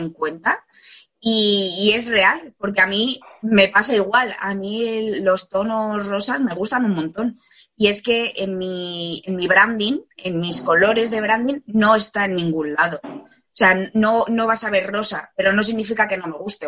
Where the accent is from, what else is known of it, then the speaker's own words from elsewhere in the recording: Spain; moved away as an adult; also born or lived in Australia; me fui a, vivir fuera de España